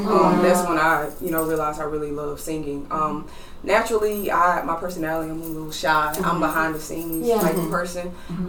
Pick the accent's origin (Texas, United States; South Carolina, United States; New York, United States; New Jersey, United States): South Carolina, United States; Lancaster; I'm from Lancaster, South Carolina, but we call it Lancaster.